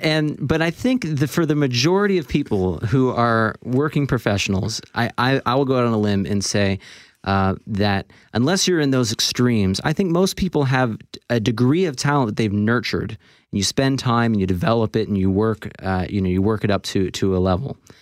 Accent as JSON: {"language": "English", "region": "Florida", "country": "United States", "tie": "born or raised there", "also_born_or_lived": "Toronto, Canada / Boston", "said": "I was born in Toronto, but I moved to Florida in the United States when I was about four years old"}